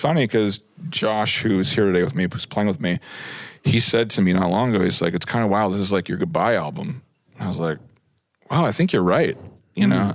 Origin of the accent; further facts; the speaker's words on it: Seattle, Washington, United States; as a Washingtonian, but as a citizen of Seattle